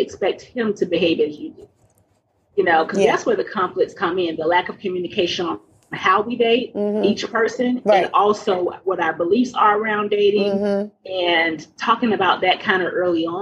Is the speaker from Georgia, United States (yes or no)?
yes; Atlanta, Georgia, United States; I was raised in Atlanta, Southern, we're Baptist